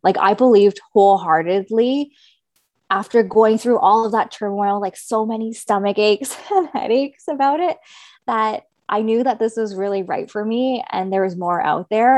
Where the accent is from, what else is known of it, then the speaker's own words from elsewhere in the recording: Kingston, Ontario, Canada; moved away as an adult; now in Toronto, Canada; I'm originally from Kingston, Ontario